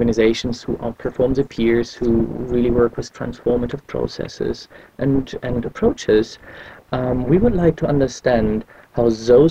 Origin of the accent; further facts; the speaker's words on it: eastern Germany, Germany; I was born in Eastern Germany, which no, doesn't exist anymore.